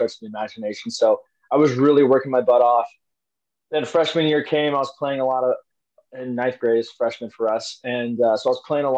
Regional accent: Arizona, United States; also born or lived in New Jersey; I grew up here in Arizona, but I was born in New Jersey. We moved here when I was like three, so I don't really remember anything else other than Arizona.

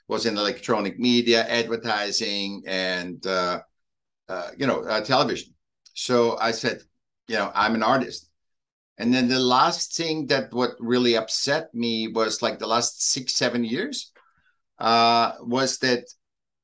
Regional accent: Vienna, Austria; moved away; also born or lived in Newport Beach, California; I was born in Vienna, Austria, in Europe

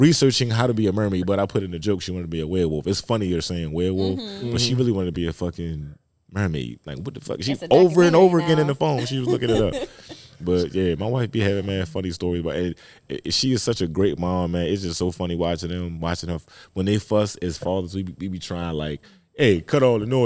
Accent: Baltimore, Maryland, United States; I'm from Baltimore

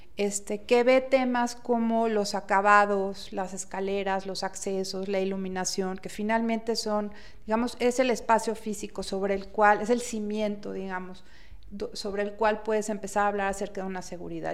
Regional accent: Mexico; como mexicanos

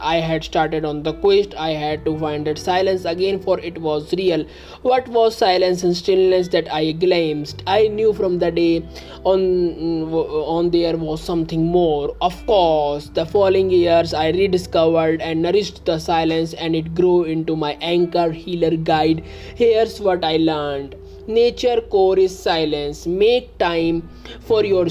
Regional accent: India; I am from India

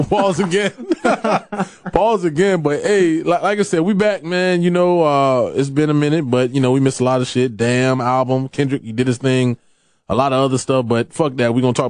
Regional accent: Miami, Florida, United States; we grew up in shit in Miami

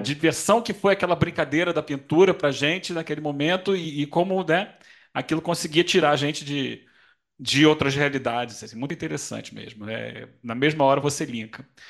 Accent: Rio de Janeiro, Brazil; moved away as an adult; now in São Paulo, Brazil; esse ano eu estou morando aqui em São Paulo, sou carioca, mas estou morando em São Paulo

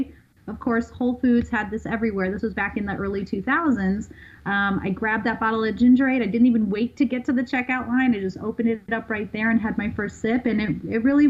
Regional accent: Midwest, United States; moved away; also born or lived in Los Angeles; I'm from the Midwest originally

